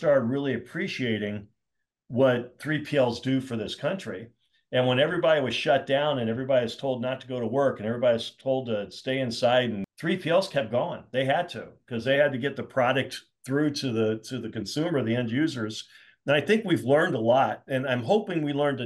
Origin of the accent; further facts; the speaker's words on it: Indianapolis, Indiana, United States; Indianapolis, you know, my hometown